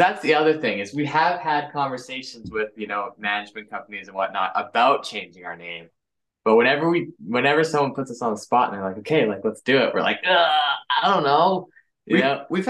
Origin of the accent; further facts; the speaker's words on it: Canada; We're brothers from Canada